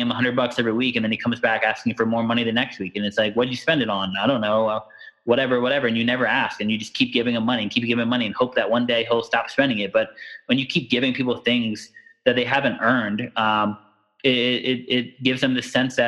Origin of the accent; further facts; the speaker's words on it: United States; I'm born and bred and raised in America